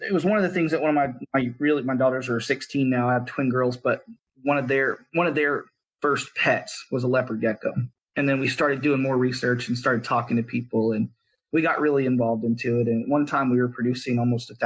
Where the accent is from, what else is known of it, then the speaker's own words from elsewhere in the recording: South Texas, United States; I grew up in South Texas